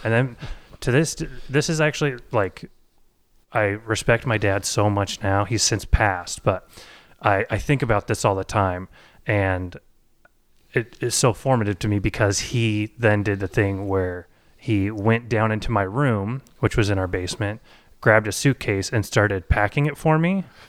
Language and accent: English; Boise, Idaho, United States; as a suburban, uh, white boy growing up in Boise, Idaho